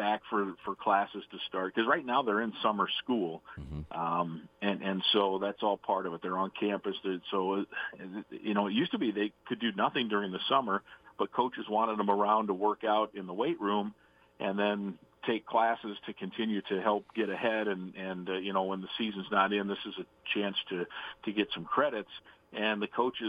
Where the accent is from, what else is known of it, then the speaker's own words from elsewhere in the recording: Manchester, Iowa, United States; moved away; That's my hometown